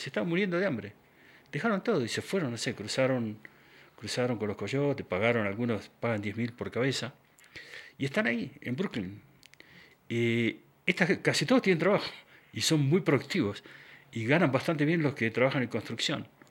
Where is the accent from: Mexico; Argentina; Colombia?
Argentina; moved away; also born or lived in Quito, Ecuador / United States; yo crecí en Argentina en mi adolescencia, en la época de la dictadura